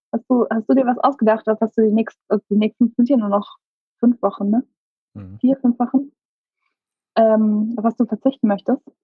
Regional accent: Karlsruhe, Baden-Württemberg, Germany; Ich bin in Karlsruhe groß geworden.

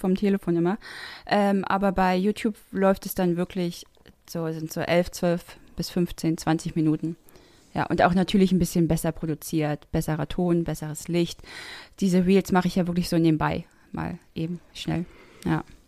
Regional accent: the East, eastern Germany, Germany; ich bin halt kein norddeutsches Mädchen. Ich komme äh, aus dem Osten

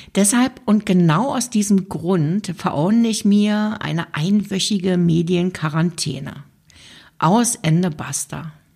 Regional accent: Germany; now in Switzerland; weil ich in der Schweiz lebe und mich natürlich auch interessiert, was in meiner Heimat gerade so passiert

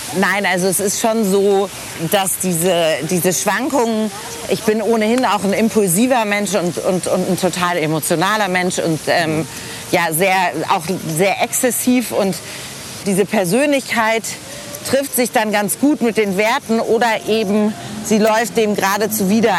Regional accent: Hamburg, Germany; moved away as an adult; also born or lived in Paris / Boston; now in Frankfurt am Main, Germany; ich habe meine Kindheit sehr schön in Hamburg-Eppendorf verbracht

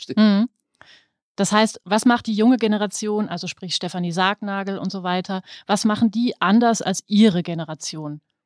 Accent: Germany; als Deutsche

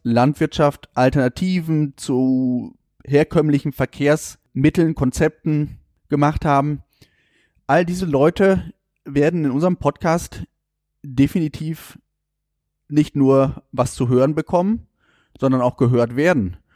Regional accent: Warendorf, North Rhine-Westphalia, Germany; bin gebürtiger Warndorfer

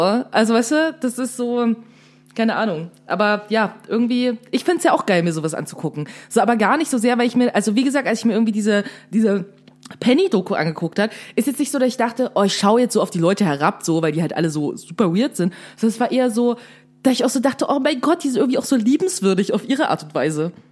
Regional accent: Saxony, Germany; aus Sachsen, ich weiß ja, wo Plauen ist.

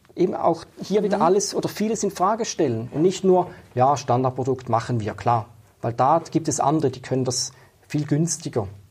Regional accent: Schaffhausen, Switzerland; ich bin in Schaffhausen aufgewachsen

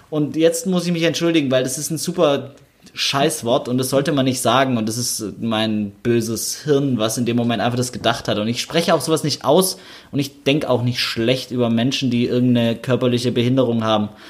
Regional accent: Stuttgart, Baden-Württemberg, Germany; in Stuttgart-Sonnenberg, der Stadtteil, wo ich aufgewachsen bin und wo ich jetzt äh, im Nachbarsort äh, quasi wohne, Stuttgart-Degerloch

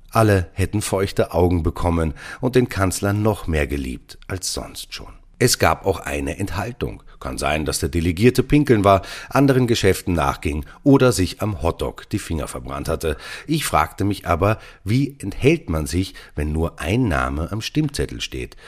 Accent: Austria; Als Österreicher

